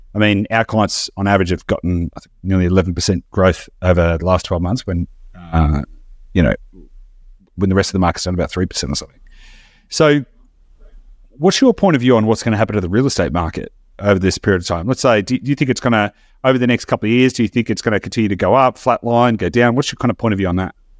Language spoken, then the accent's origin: English; Australia; as an Australian